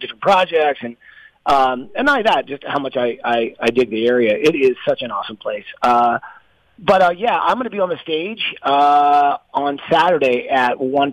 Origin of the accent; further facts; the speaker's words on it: Atlanta, Georgia, United States; moved away; also born or lived in West Coast / Palm Coast, Florida; I'm from Atlanta, but I built a place just south of you guys down in Palm Coast